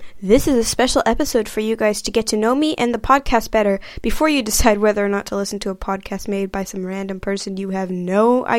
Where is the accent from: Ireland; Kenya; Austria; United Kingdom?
Kenya; also born or lived in United States / Netherlands; I am Kenyan and American, and consider myself an expat kid. I have lived in 7 different countries and moved 8 times.